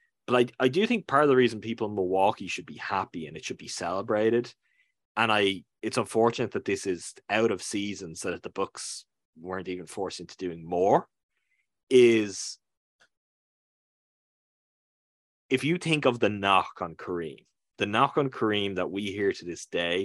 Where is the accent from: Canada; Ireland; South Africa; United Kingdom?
Ireland; I'm a guy from Ireland who's doing this years. I'm talking from Ireland now.